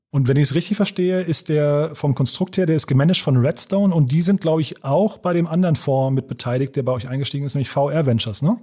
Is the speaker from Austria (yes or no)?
no; Hofheim, Germany; meine Heimatstadt nach Hofheim